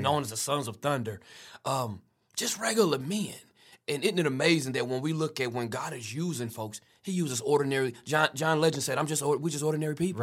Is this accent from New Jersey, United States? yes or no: no; Wichita, Kansas, United States; also born or lived in Prescott, Arkansas / Tuscaloosa, Alabama; I was raised in the city of Wichita